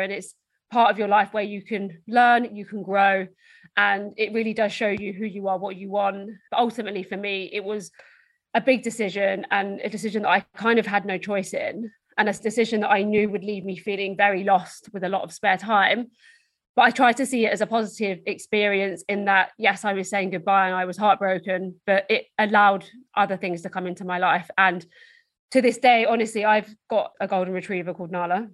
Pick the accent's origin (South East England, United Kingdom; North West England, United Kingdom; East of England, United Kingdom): East of England, United Kingdom; Essex; So I'm from Essex in the UK, which is just outside London